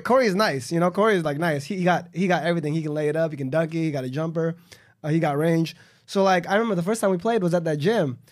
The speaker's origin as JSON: {"language": "English", "town": "Los Angeles", "region": "California", "country": "United States", "said": "I'm from Los Angeles, like a suburb in Los Angeles."}